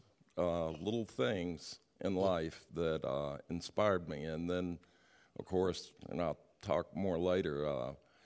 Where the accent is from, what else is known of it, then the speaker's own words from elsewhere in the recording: Richmond, Virginia, United States; I was raised in Richmond, Virginia